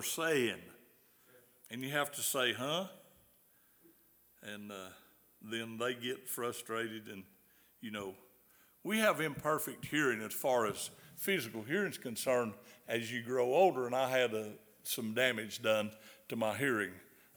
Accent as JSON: {"language": "English", "region": "the South", "country": "United States", "accent": "southern", "said": "my southern accent."}